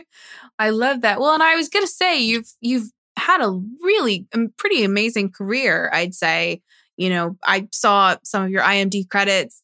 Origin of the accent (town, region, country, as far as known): New Jersey, United States; born or raised there